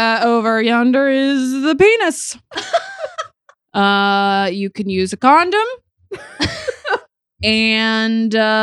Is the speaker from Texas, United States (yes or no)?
yes; Texas, United States; I grew up in Texas